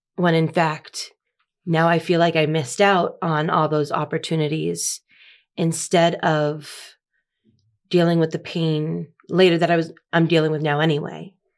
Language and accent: English; Massachusetts, United States; moved away as an adult; now in Laredo, United States; So I lived in the same town my whole life. I was born in the same hospital that my dad was born